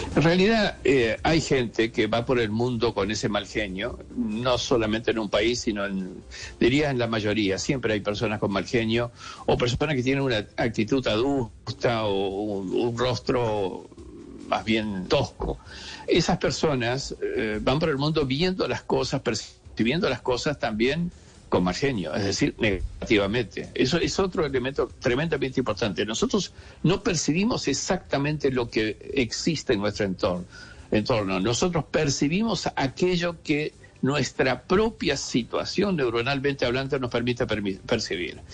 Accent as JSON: {"language": "Spanish", "country": "Argentina", "tie": "born or raised there", "also_born_or_lived": "Spain / Salamanca / Madrid", "said": "Yo nací en Argentina y hoy día vivo parte del año en Argentina y parte del año en España"}